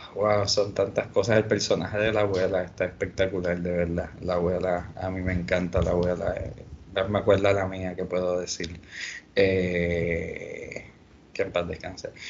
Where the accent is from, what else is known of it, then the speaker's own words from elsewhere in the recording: Puerto Rico; nosotros como puertorriqueños